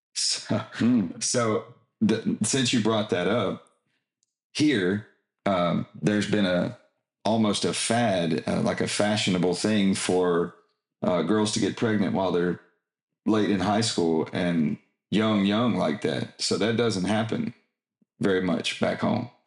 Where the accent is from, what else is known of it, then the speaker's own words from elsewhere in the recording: Texas, United States; I am an American and proud of it. I tell them I'm a Texan